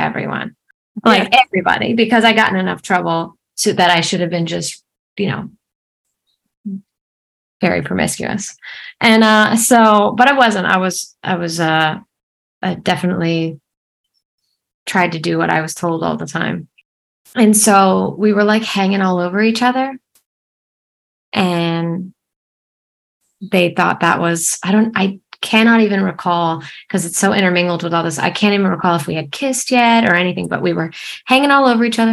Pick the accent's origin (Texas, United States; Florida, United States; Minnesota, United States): Florida, United States; Fort Myers; also born or lived in Atlanta, Georgia; I actually was born here in Fort Myers, Florida. And I moved to Atlanta like briefly after I came out. And then I ended up coming back. But yeah, I was born and raised in Florida.